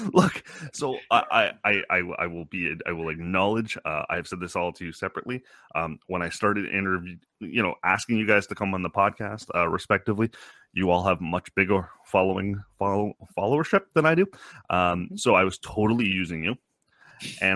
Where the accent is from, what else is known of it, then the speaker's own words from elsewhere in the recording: Canada; I'm Canadian